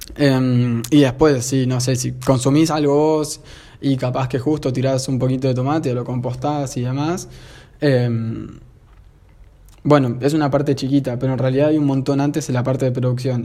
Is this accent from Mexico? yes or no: no; Argentina; acá en Argentina, yo soy argentino